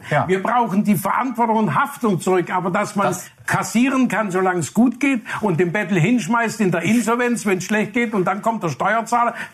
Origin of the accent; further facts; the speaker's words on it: Burladingen, Baden-Württemberg, Germany; die Stiftung ist für Bollardingen, Umgebung, für meine Heimat, da wo Trigema zu Hause ist.